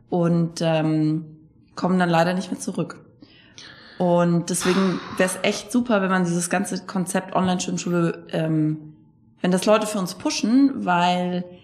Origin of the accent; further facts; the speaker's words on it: Bad Kissingen, Bavaria, Germany; also born or lived in Frankfurt; Ich komme aus, ich komm aus Bad Kissingen.